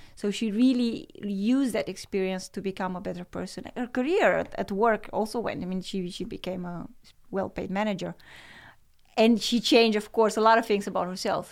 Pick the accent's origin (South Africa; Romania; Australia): Romania; moved away as an adult; now in Netherlands; growing up in Romania and communism